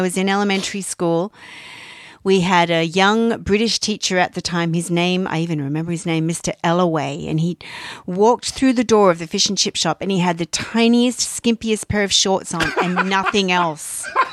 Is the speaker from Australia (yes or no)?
yes; Australia; moved away; being Australian